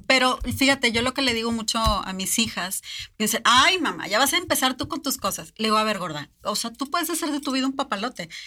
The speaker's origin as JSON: {"language": "Spanish", "country": "Mexico", "said": "Nosotros como mexicanos"}